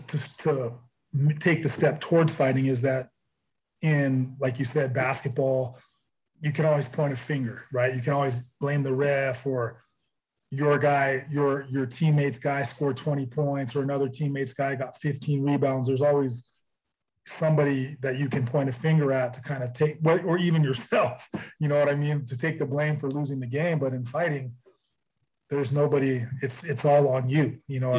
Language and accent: English; Santa Cruz, California, United States; I'm actually from Santa Cruz. It's a small town about 30 miles outside of Silicon Valley, right on the coast.